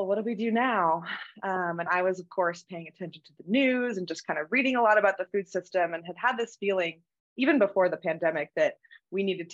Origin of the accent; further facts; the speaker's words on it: Utah, United States; I grew up here in Utah.